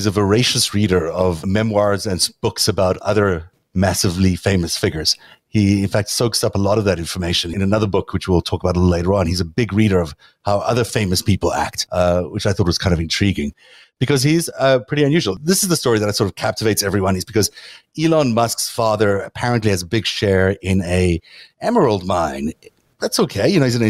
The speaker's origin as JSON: {"language": "English", "country": "South Africa", "tie": "born or raised there", "said": "when I grew up in South Africa"}